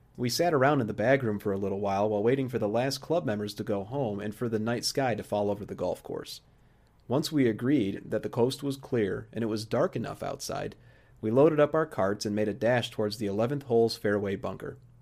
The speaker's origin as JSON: {"language": "English", "town": "Joliet", "region": "Illinois", "country": "United States", "tie": "born or raised there", "said": "the Joliet area where I grew up in Illinois"}